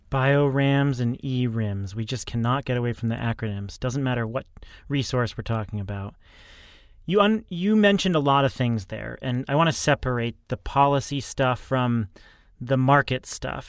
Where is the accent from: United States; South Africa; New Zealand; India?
United States; New Hampshire; I grew up in New Hampshire